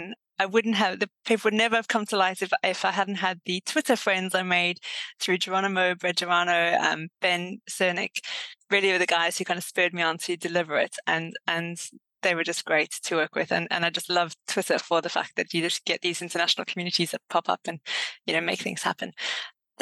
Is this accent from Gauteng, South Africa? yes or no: no; Durban, KwaZulu-Natal, South Africa; moved away as an adult; also born or lived in Cape Town, South Africa; now in Exeter, United Kingdom; I am South African, was originally from Durban and Cape Town for 10 years before moving to the UK